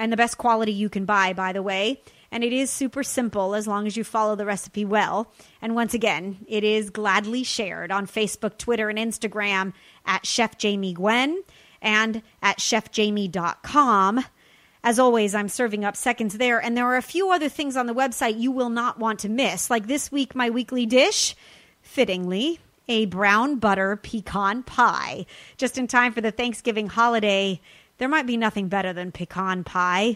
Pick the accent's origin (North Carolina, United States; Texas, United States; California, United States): California, United States; Los Angeles; my hometown